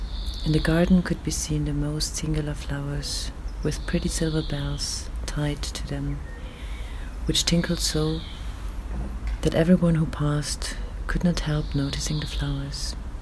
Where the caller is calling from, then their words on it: Vienna, Austria; I'm reading from Vienna at about 6 o'clock in the morning.